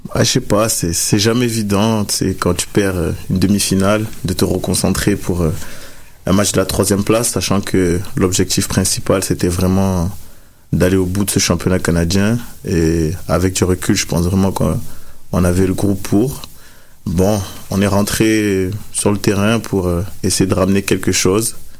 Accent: France; moved away as an adult; en provenance de la France, comme je viens de la France

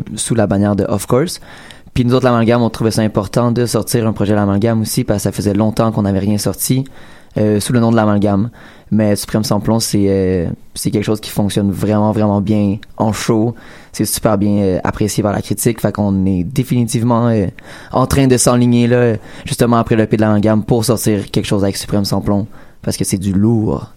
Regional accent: Quebec, Canada; on est des Québécois au fin fond de Tadoussac

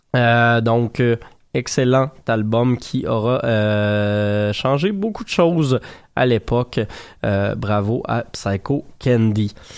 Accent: Saint-Hyacinthe, Quebec, Canada; je viens de Saint-Hyacinthe.

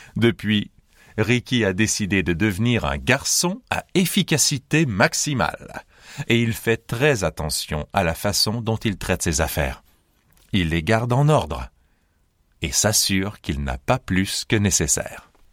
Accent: Montreal, Quebec, Canada; je viens de Montréal, au Canada

